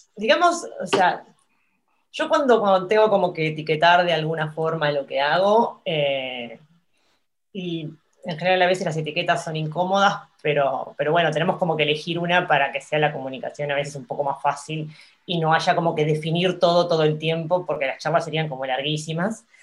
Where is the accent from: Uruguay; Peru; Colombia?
Uruguay; somos poquitos los, uruguayos